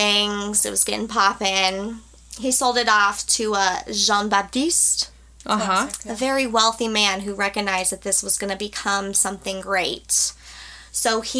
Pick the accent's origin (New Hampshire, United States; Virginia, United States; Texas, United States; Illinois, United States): Texas, United States; we're from Texas